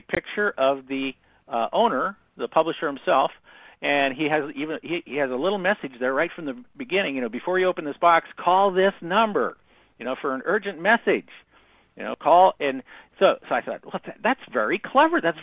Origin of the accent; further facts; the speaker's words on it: Southern Indiana, United States; I grew up in Southern Indiana